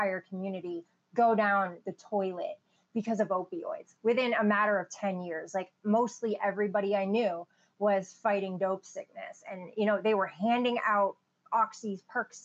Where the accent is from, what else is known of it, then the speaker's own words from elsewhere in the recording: Maine, United States; also born or lived in Illinois / Brooklyn, New York; now in Southern United States; I grew up in Maine. I was born in Illinois and adopted to Brooklyn, New York. And then my parents got jobs at the University of Maine when I was like two and pretty much lived there ever since.